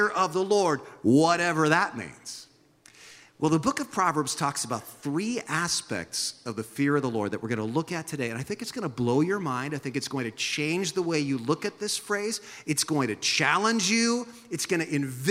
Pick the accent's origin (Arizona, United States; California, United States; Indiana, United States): California, United States; San Jose; now in Santa Cruz, United States; I remember growing up in San Jose